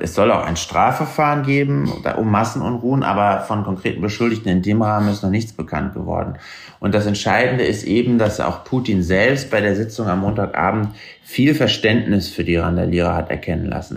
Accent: Germany; Als Deutscher

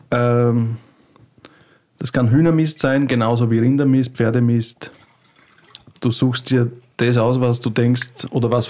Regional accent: Burgenland, Austria; Und bin aus dem Burgenland in Österreich, das ist im wunderschönen Österreich und im Burgenland. Das ist äh, das Bundesland, das gleich an die ungarische grenzt, an, an Ungarn ein bisschen, unsere Gegend. Und da bin ich eigentlich aufgewachsen

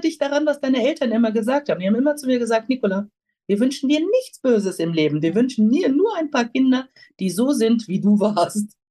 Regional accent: North Rhine-Westphalia, Germany; moved away as an adult; now in Rüthen, Germany; ich selber komme vom Niederrhein, auch mit Migrationshintergrund. Ah. Mein Vater ist Nordfriese, meine Mutter ist Kroatin, ah. aufgewachsen am Niederrhein.

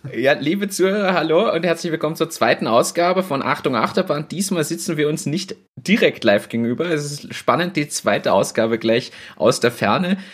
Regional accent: Berlin, Germany; moved away; ich bin ja aus Berlin

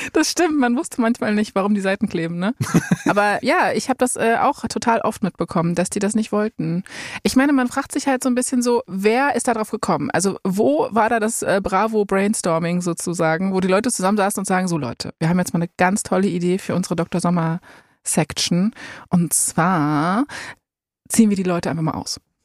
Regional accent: Berlin, Germany; Ich bin in Berlin geboren

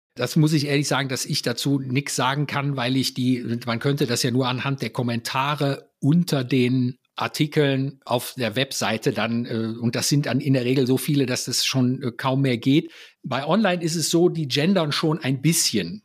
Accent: Mönchengladbach, North Rhine-Westphalia, Germany; bei uns in Mönchengladbach

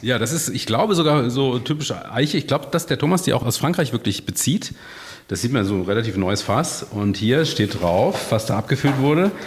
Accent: Freiburg, Baden-Württemberg, Germany; Ich bin in Freiburg aufgewachsen

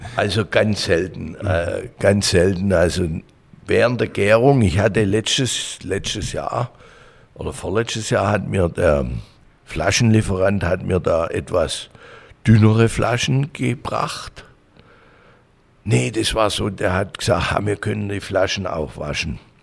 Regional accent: Langenburg, Baden-Württemberg, Germany; bin geboren in Hohenlohe, aufgewachsen in Bechling-Langenburg Dort habe ich auch meine Jugend ver verbracht

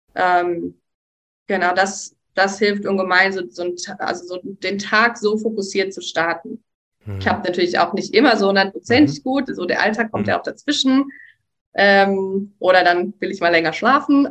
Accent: Hagen, North Rhine-Westphalia, Germany; moved away as an adult; now in Sri Lanka; ich komme aus Hagen und da im Nachbarort in NRW habe ich gearbeitet

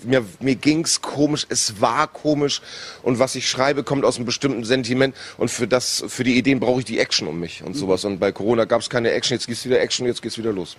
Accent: Northern Germany, Germany; als Norddeutscher

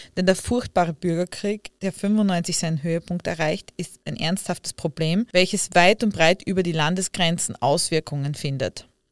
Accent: Leibnitz, Styria, Austria; Ich bin ja auch aus Leibniz und man sagt ja oft, äh, dass wir einen argen Dialekt

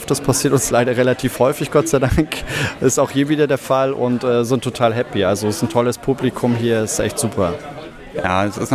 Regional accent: Bavaria, Germany; Wir kommen aus der Nähe von Nürnberg, ja, aus, aus Bayern

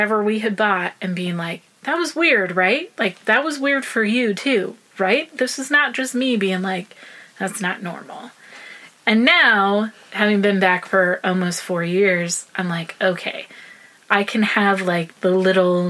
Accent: the South, United States; also born or lived in Iraq; now in Nashville, United States; I am from the South

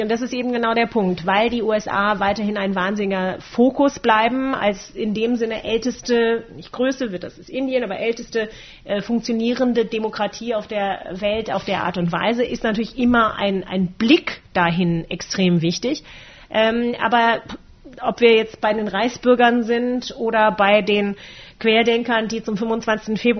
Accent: Germany; ich bin äh, in einer Generation aufgewachsen hier in Deutschland

